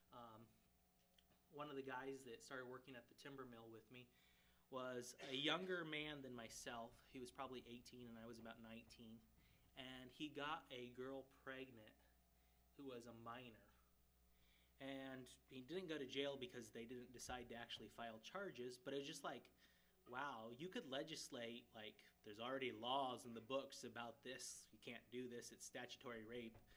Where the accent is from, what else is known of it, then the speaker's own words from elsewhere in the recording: Ghana; So I grew up in Ghana, West Africa. Most of you know that.